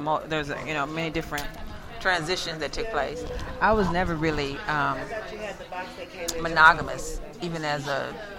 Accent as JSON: {"language": "English", "town": "Dallas", "region": "Texas", "country": "United States", "tie": "born or raised there", "said": "I'm from Dallas, Texas. Mm-hmm, born and raised."}